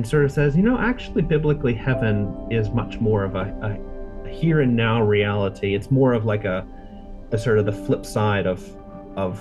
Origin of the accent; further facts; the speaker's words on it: United States; moved away as an adult; now in Munich, Germany; I've lived here for almost 20 years, but I grew up in the States